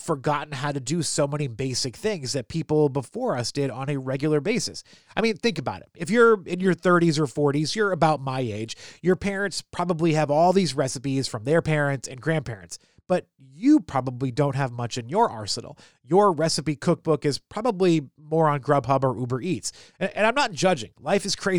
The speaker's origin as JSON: {"language": "English", "region": "New England", "country": "United States", "tie": "born or raised there", "moved": "yes", "lives_now": "Maryland, United States", "said": "I grew up in New England and now I live in Maryland."}